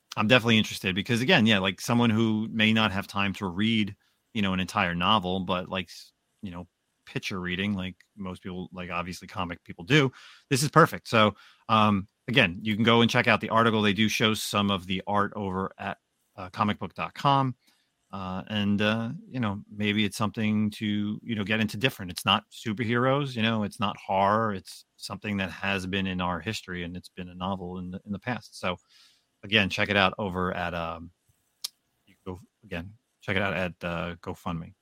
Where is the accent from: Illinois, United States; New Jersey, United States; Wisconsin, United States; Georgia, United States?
New Jersey, United States; I grew up in New Jersey my entire life